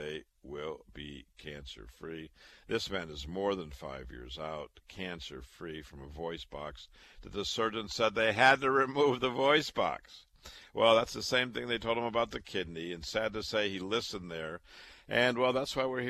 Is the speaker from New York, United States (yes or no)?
no; Waterloo, Iowa, United States; moved away as an adult; also born or lived in Chicago / Boston; I was born and raised in Waterloo, Iowa